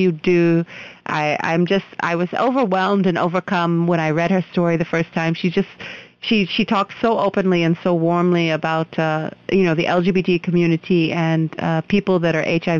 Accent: United States; now in India; I'm an American

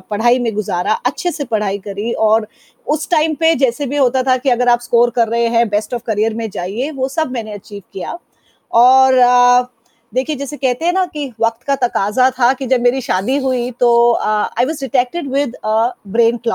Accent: Delhi, India; मैं दिल्ली वाली हूँ {S0} और ऐसा इसलिए कहती {S1} हूँ क्योंकि मेरा बचपन मेरा स्कूलिंग मेरा कॉलेज हर चीज दिल्ली में हुई

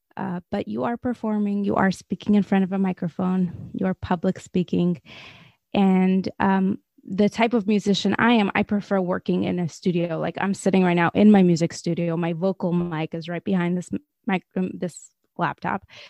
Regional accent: Moscow, Russia; moved away; I grew up in Moscow, Russia.

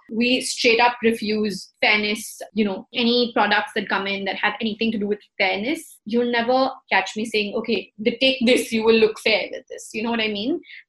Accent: India; We're Indian, yeah, we're brown people

